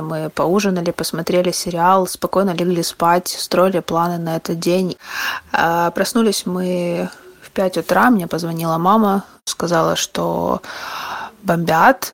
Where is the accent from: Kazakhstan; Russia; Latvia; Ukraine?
Ukraine; also born or lived in Kharkiv; Я украинка, всю жизнь живу в Украине